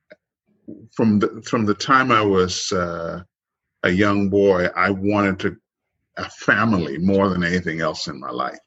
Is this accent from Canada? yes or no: no; Trinidad & Tobago; moved away; I grew up in the Caribbean